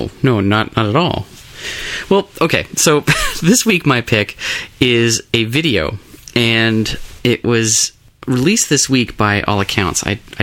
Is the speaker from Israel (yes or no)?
no; United Kingdom; we would love to do a song for a James Bond movie because it's British. We're British.